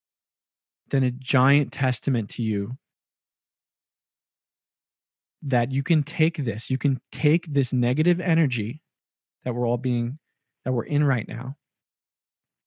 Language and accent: English; Long Island, New York, United States; as a young white man growing up in Long Island and learning so much about Long Island's culture here in New York